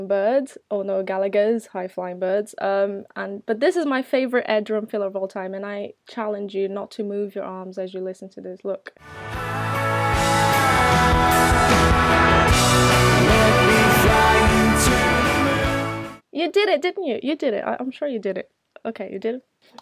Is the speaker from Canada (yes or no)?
no; Brazil; moved away as an adult; also born or lived in United Kingdom; I'm Brazilian and I used to live in Brazil at that time.